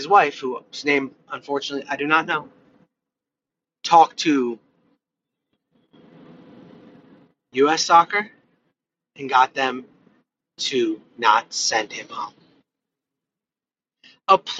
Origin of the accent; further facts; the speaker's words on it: United States; as an American